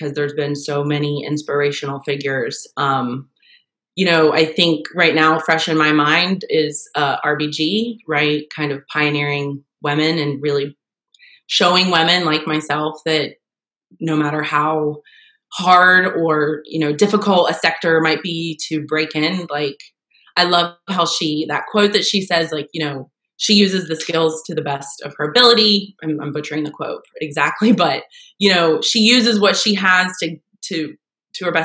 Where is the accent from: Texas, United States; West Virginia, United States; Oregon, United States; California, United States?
West Virginia, United States; also born or lived in Ohio; I was born in Ohio and raised in West Virginia